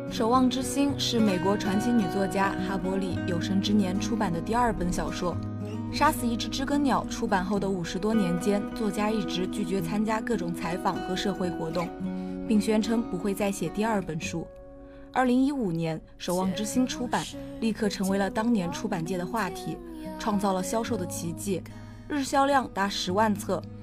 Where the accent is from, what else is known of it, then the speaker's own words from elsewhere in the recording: southern China, China; 我是一个正宗的南方人